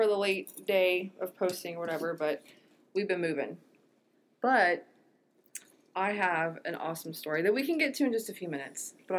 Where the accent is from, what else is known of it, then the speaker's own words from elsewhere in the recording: Cincinnati, Ohio, United States; moved away; Well, original, like, hometown birthplace. Oh. Like, I'm from Cincinnati.